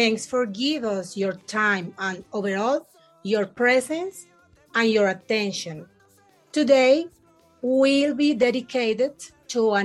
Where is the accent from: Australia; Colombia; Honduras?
Colombia; I am from Colombia